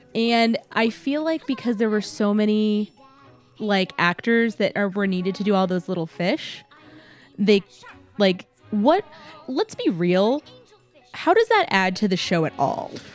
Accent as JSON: {"language": "English", "region": "Texas", "country": "United States", "moved": "yes", "lives_now": "Florida, United States"}